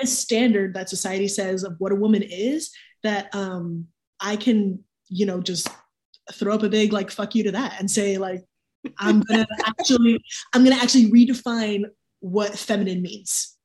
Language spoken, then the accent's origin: English; Miami, Florida, United States; moved away as an adult; now in Raleigh, United States; Miami, born and raised